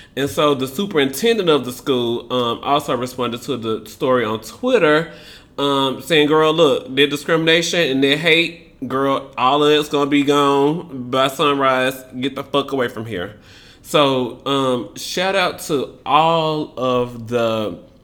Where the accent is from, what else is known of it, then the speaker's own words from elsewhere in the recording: Memphis, Tennessee, United States; Memphis, Tennessee, Lord Jesus Christ, my hometown